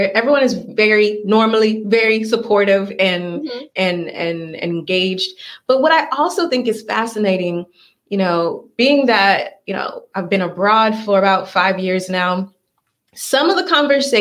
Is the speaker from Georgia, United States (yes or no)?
yes; Atlanta, Georgia, United States; I'm from Atlanta